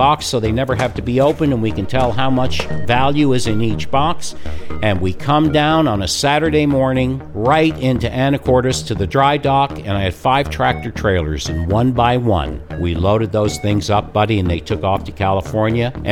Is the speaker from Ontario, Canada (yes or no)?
no; Newfoundland and Labrador, Canada; this guy who I grew up with in Newfoundland